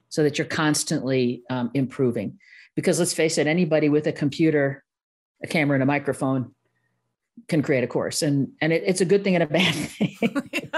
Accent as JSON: {"language": "English", "town": "Milwaukee", "region": "Wisconsin", "country": "United States", "accent": "Midwest, a little Milwaukee", "said": "a little, little Milwaukee showing up there"}